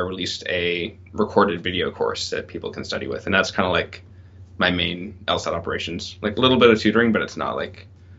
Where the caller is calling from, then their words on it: Montreal, Quebec, Canada; Hi, everyone. I'm in from Montreal.